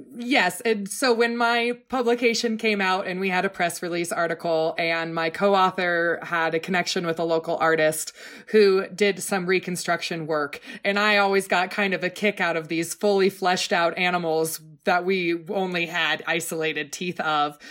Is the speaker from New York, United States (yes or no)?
no; Oregon, United States; growing up in Oregon